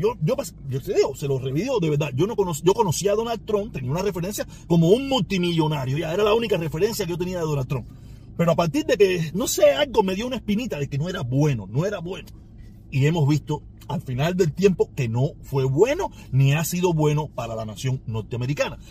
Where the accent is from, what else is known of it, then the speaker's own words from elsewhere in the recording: Cuba; moved away; mi patria ah, donde yo nací, ¿me entiendes? Donde sí tengo una pila de generaciones